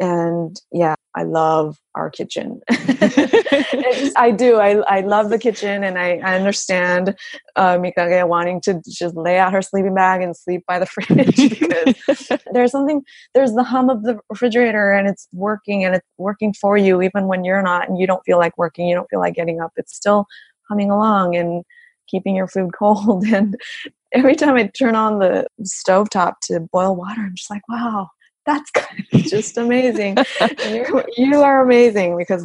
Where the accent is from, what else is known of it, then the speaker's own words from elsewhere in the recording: Los Angeles, California, United States; now in Japan; I grew up in LA, and we would go to the farmer's market all the time.